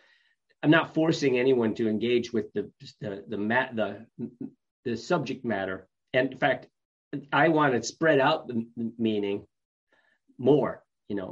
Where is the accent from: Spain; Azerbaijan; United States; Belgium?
United States; upstate New York; moved away; also born or lived in Binghamton; I'm from New York, upstate New York